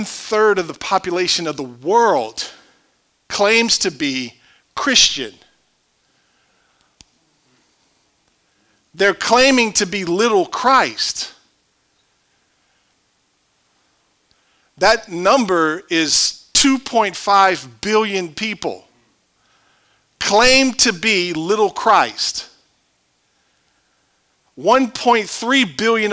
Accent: Cajun, Louisiana, United States; I'm Cajun.

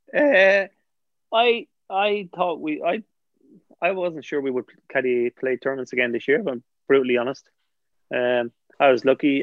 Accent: Bray, Leinster, Ireland; I'm from Bray

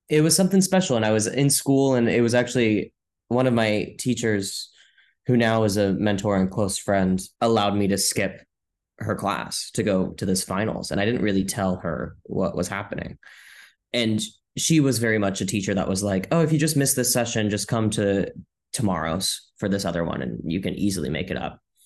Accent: Modesto, California, United States; now in New York City, United States; I grew up in Modesto, California

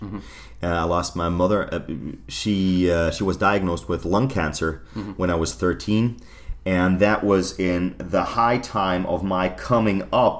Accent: Germany; Growing up in Germany then and performing for the German national squad in figure skating.

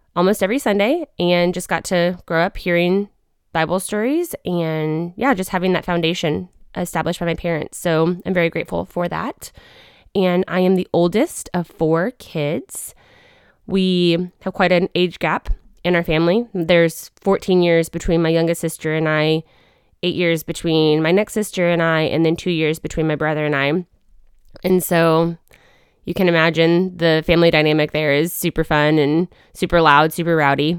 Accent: Wichita, Kansas, United States; also born or lived in Arkansas; I was born in Arkansas, but grew up in Wichita, Kansas

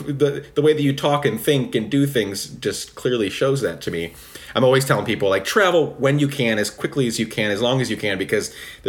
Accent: Guatemala; also born or lived in United States; I grew up in Guatemala, so I was born in America. But I always say, whenever people ask me, you know, what I am, who I am, I tell them Guatemalan

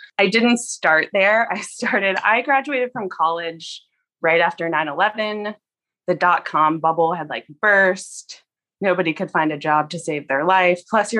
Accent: Fort Walton Beach, Florida, United States; but I'm from Fort Walton Beach, Florida. I stayed there for about 5 years and I worked.

